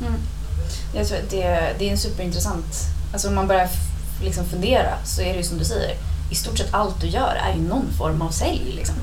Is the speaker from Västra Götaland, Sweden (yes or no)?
no; Stockholm, Stockholm County, Sweden; accent: stockholmska; det är jag som är the outsider nu när jag pratar stockholmska